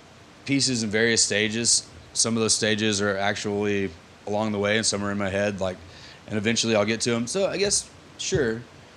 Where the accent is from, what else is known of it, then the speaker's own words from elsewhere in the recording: Texarkana, Texas, United States; also born or lived in Austin, Texas / Dallas, Texas / Little Rock, Arkansas; now in Fayetteville, United States; I'm from Texarkana, Texas.